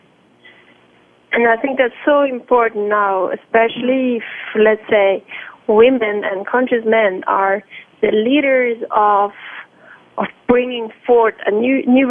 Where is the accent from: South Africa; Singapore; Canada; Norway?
Norway; also born or lived in Milan, Italy; now in Lausanne, Switzerland; From time to time, I do go to Norway, my home country